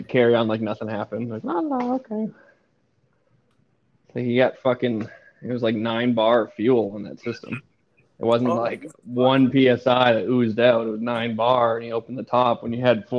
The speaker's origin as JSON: {"language": "English", "town": "Portland", "region": "Maine", "country": "United States", "tie": "born or raised there", "moved": "yes", "said": "growing up in Maine"}